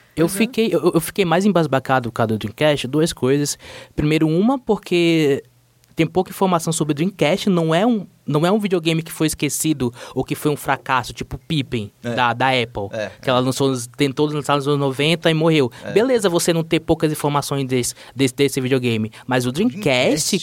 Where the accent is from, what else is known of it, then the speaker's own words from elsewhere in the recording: Manaus, Amazonas, Brazil; now in São Paulo, Brazil; Eu sou de Manaus. E, é, coincidentemente, a casa onde eu morava lá em Manaus ficava 10 minutos da fábrica da Tectoy